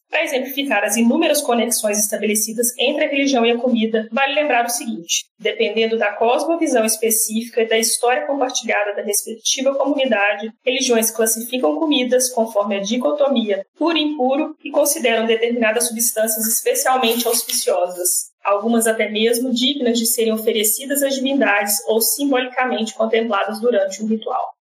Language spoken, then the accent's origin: Portuguese; Minas Gerais, Brazil; eu sou mineira